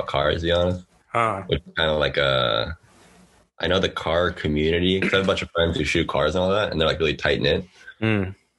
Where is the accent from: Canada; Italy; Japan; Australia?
Japan; we grew up together in near Hiroshima